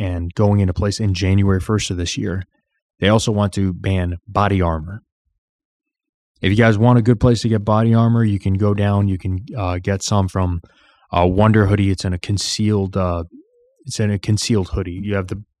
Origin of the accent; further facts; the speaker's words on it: Illinois, United States; I'm from Illinois